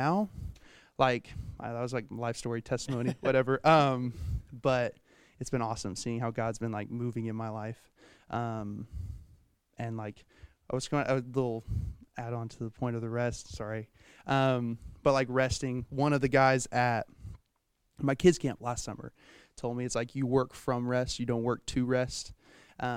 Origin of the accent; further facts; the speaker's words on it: Owosso, Michigan, United States; came back to Owosso, and met all my friends that I still have to this day